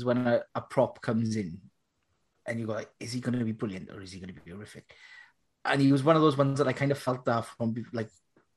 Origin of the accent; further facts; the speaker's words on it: Welsh, Wales, United Kingdom; being Welsh